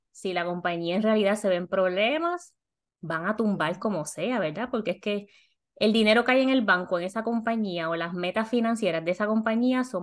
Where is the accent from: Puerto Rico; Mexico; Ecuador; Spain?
Puerto Rico; moved away as an adult; now in Miami, United States; yo salí de Puerto Rico con 28 mil dólares, llegué a la posición de Miami de supervisora con 40 mil